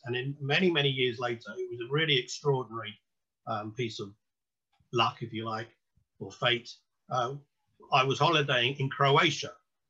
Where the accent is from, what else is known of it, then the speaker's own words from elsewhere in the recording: London, United Kingdom; I mean, I was born and bred in London. I was educated there.